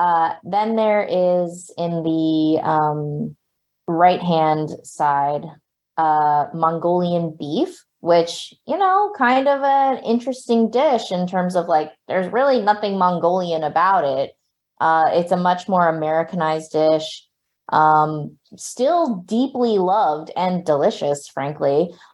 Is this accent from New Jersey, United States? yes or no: yes; New Jersey, United States; as just like a Cantonese / Shanghainese kid, like growing up in Jersey